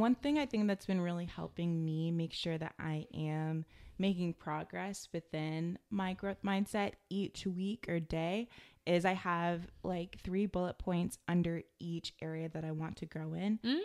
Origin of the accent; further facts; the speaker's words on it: United States; growing up in America